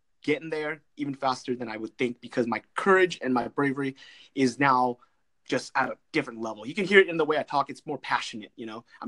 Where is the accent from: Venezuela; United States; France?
United States; California; California, Orange County.